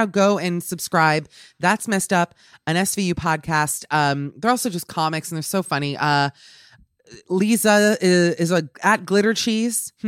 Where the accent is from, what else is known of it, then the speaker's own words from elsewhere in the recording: New York, United States; I'm from New York